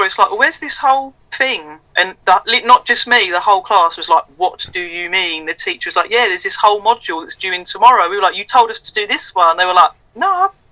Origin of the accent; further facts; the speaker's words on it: Ardleigh Green, London, United Kingdom; moved away; also born or lived in Harold Wood / Bolton; I was born in Harold Wood, but I grew up in Ardley Green